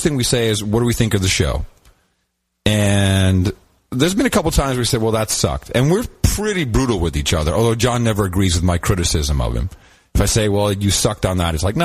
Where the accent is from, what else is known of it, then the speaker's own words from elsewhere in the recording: Amsterdam, North Holland, Netherlands; moved away; I grew up in Amsterdam.